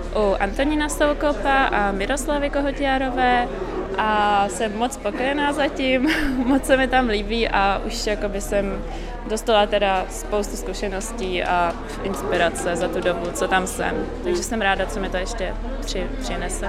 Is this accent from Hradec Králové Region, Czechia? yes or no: no; Prague, Czechia; also born or lived in Liberec; já pocházím z Prahy původně